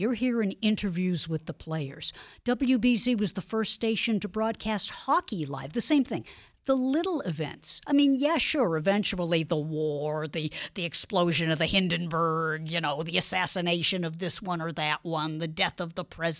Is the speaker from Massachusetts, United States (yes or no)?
yes; Boston, Massachusetts, United States; I was born in Dorchester. Back in the day when I was growing up, if you were Jewish and you lived in Boston, you probably lived in either Mattapan, Dorchester, or Roxbury.